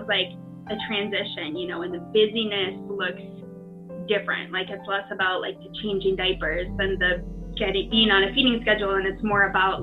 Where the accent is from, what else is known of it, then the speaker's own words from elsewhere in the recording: Midwest, United States; growing up in the Midwest